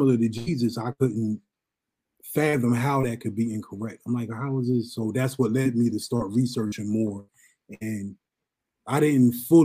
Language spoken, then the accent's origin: English; Pleasantville, New Jersey, United States; also born or lived in Merced, California; I was born in California, Merced, California. And I was raised in Pleasantville, between Pleasantville and Atlantic City. So I'm from South Jersey